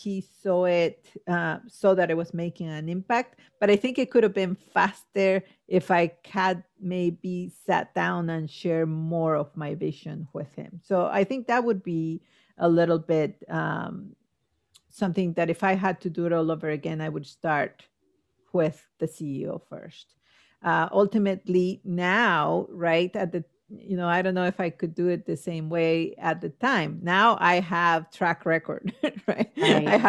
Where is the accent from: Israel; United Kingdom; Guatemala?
Guatemala; now in United States; I'm from Guatemala